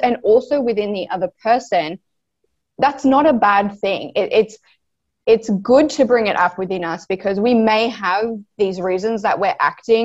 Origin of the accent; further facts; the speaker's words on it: Australia; I am from Australia